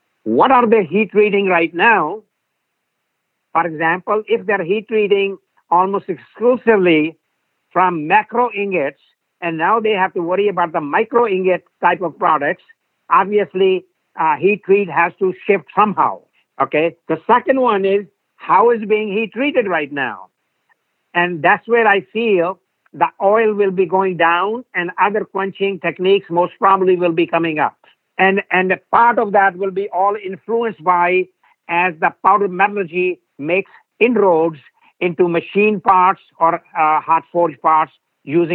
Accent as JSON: {"language": "English", "region": "Delhi", "country": "India", "tie": "born or raised there", "also_born_or_lived": "Troy, New York", "moved": "as an adult", "lives_now": "United States", "said": "I was born in Delhi"}